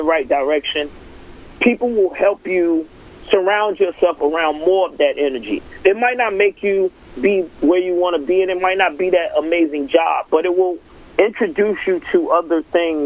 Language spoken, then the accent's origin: English; Atlanta, Georgia, United States; I'm from Atlanta